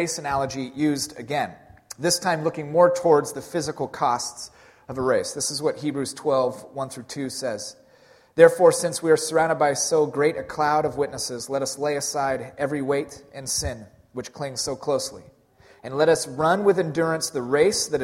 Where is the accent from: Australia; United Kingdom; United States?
United States; Pacific Northwest; we're from the Pacific Northwest